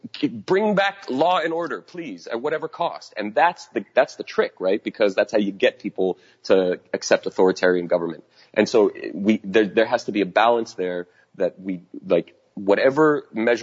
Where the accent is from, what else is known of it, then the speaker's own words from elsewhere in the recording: United States; we need to do as Americans